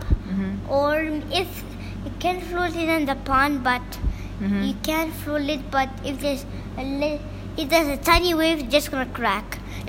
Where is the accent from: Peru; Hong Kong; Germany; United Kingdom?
Hong Kong; No, I'm just from Hong Kong, so I'm just gonna build some things for China.